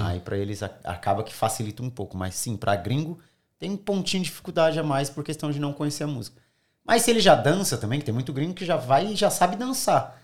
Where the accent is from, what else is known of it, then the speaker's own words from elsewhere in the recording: São Paulo, Brazil; moved away as an adult; now in Sydney, Australia; sou do Grajaú, extremo sul